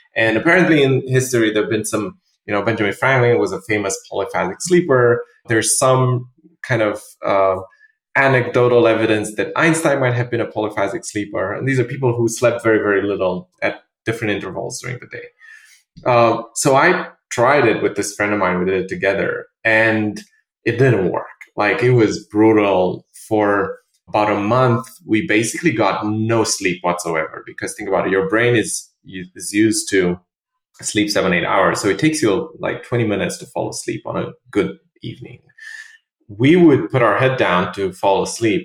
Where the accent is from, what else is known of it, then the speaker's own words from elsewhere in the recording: Romania; also born or lived in London, United Kingdom; now in New York, United States; I'm originally from Romania.